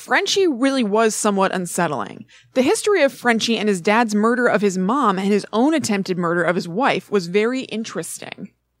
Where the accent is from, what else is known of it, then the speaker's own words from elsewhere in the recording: Connecticut, United States; Like you, I'm from Connecticut, and I grew up with them as a hometown phenomenon.